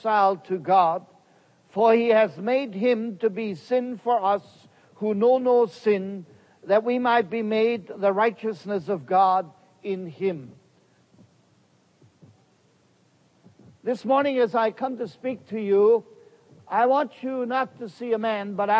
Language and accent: English; Heidelberg, Baden-Württemberg, Germany; first language German; English is a second language; moved away as an adult; now in United States; I was born in the Pearl of Germany in the city of Heidelberg.